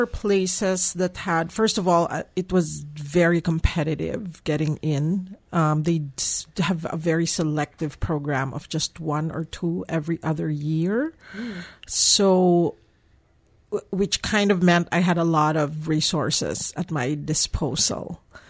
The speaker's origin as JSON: {"language": "English", "country": "Philippines", "moved": "as an adult", "said": "I came from the Philippines coming here, yes."}